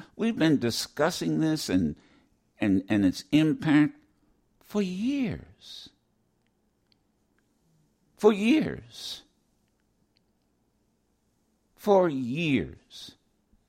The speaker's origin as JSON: {"language": "English", "region": "Ohio", "country": "United States", "tie": "born or raised there", "said": "growing up in Ohio"}